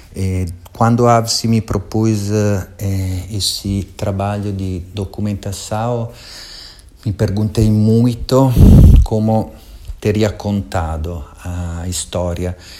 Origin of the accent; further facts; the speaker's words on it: Italy; Portuguese is a second language; moved away as an adult; now in Brazil; eu também sou imigrante, sou italiano, venho da Itália e eh, tive que aprender um idioma novo